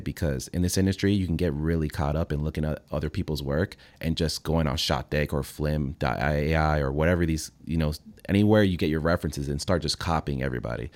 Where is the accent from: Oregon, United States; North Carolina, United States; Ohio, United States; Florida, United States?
Florida, United States; Fort Lauderdale; also born or lived in Venezuela; I was raised in Fort Lauderdale.